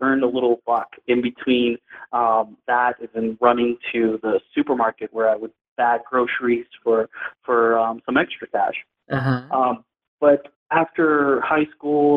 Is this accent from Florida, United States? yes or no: no; New York City, New York, United States; moved away; also born or lived in Detroit, Michigan; I would consider myself a New Yorker since I grew up in the Bronx.